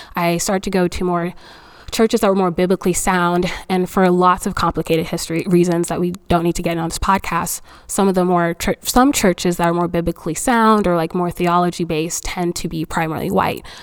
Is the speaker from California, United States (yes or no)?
no; Fayetteville, North Carolina, United States; also born or lived in Nigeria; I am an immigrant, but I actually immigrated to the U.S. a little bit later. Um, so I've been in North Carolina since I was like eight or ten